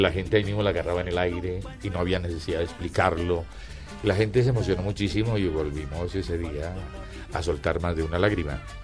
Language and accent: Spanish; Antioquia, Colombia; yo soy antioqueño. Entonces quedaba muy paisa